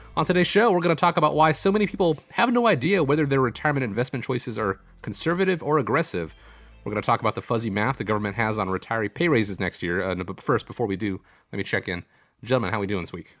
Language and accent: English; Georgia, United States; my home state of Georgia